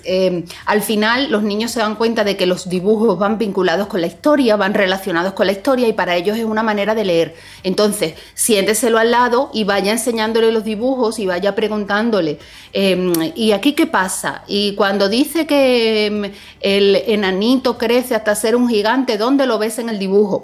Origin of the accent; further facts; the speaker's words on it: Seville, Andalusia, Spain; moved away; Sevilla, que es mi ciudad natal